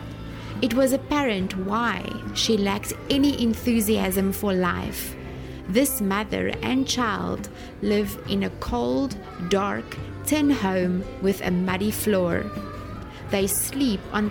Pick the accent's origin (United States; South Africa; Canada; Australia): South Africa; moved away as an adult; now in Sen Monorom, Cambodia; I am from South Africa, currently serving as a missionary at a school here in Senmonorem, Mondelkiri, Cambodia